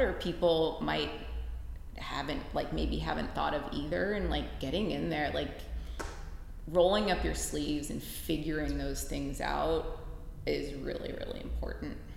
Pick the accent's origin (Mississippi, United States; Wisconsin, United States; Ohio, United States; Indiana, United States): Ohio, United States; Cleveland; moved away as an adult; also born or lived in Pittsburgh; am from Cleveland originally, but I went to college in Pittsburgh